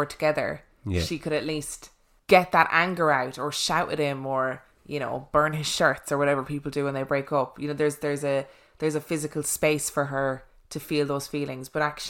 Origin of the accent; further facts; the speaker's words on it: South East England, United Kingdom; When I was about 12 years old, I grew up on the Sussex coast in a usual house with my mum and my younger sister